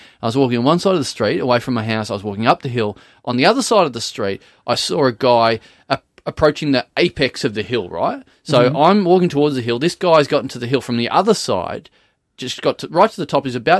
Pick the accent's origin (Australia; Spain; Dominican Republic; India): Australia; Maryborough; now in Melbourne, Australia; Yeah, no, I come from Maryborough.